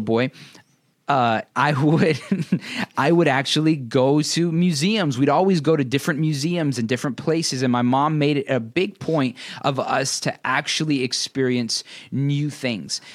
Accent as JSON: {"language": "English", "country": "United States", "tie": "born or raised there", "said": "growing up in America"}